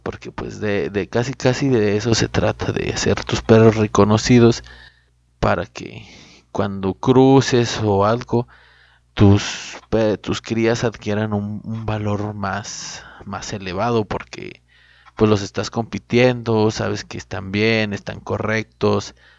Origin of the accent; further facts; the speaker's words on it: Cuencamé, Durango, Mexico; now in Ciudad Juárez, Mexico; yo me encuentro aquí en Ciudad Juárez, pero soy originario de Cuenca, Durango.